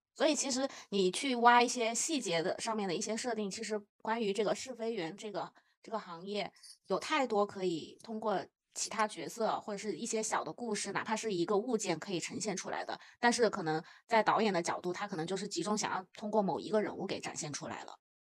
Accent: China; 作为一个中国人

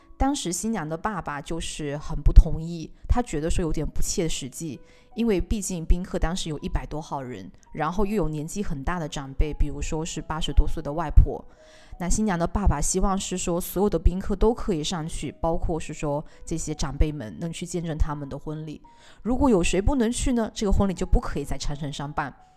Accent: Beijing, China; 作为北京人来说

